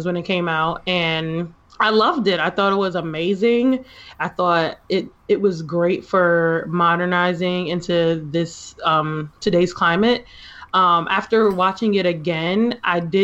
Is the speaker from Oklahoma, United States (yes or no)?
no; New York City, New York, United States; I'm from Manhattan